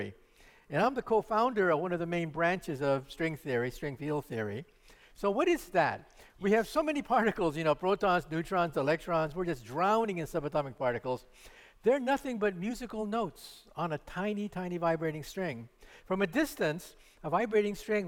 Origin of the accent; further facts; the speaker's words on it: Palo Alto, California, United States; also born or lived in San Jose, California; I'm a local boy. I was born in San Jose and grew up in Palo Alto